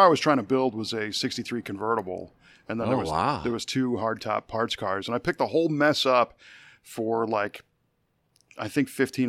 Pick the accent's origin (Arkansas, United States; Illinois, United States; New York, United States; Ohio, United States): Illinois, United States; Chicago; I grew up in the Chicago area.